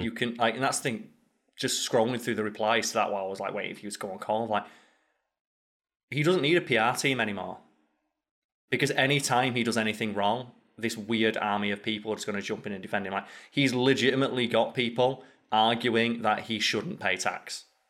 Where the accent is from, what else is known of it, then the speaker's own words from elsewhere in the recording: the north of England, United Kingdom; accent: strong northern; I've got a strong northern accent and I'm from a working class town